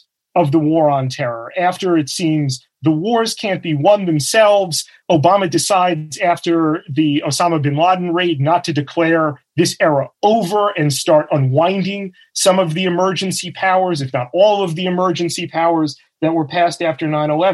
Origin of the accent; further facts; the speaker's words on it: New York City, New York, United States; we are two native New Yorkers